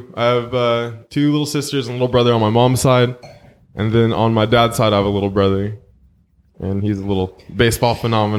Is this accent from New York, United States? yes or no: yes; New York City, New York, United States; moved away; also born or lived in Fremont, California; But my memory starts off in Canarsie, Brooklyn. Growing up there with my mom and her, I guess, ex-husband, whatever he was.